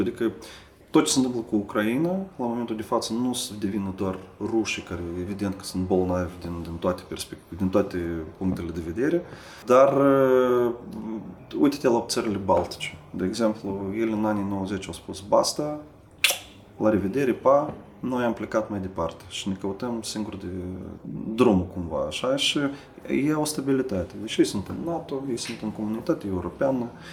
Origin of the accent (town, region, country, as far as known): Moldova; moved away as an adult; now in Sibiu, Romania